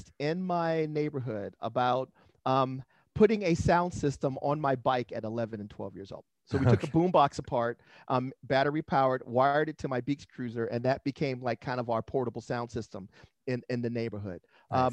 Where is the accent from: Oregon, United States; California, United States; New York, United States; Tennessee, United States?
California, United States; Los Angeles; moved away as an adult; now in San Diego, United States; I grew up in San Pedro, Los Angeles area